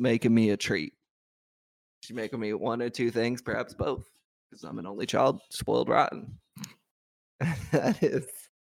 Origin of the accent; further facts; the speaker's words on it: Louisville, Kentucky, United States; now in Minnesota, United States; I'm from Louisville